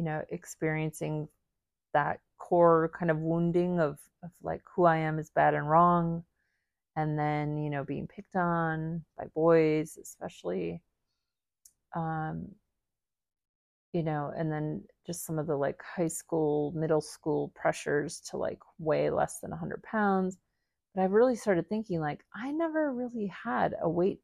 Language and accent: English; Midwest, United States; growing up in the Midwest, going to the high school that I went